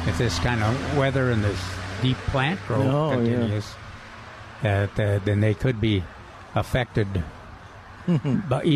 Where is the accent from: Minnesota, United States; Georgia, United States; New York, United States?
Minnesota, United States; moved away; I'm from Minnesota